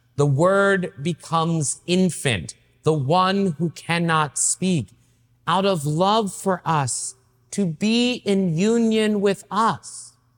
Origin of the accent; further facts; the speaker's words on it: East Tennessee, United States; moved away; also born or lived in Boston; I grew up in East Tennessee, right? And Uh, I lived in a little town called Merrillville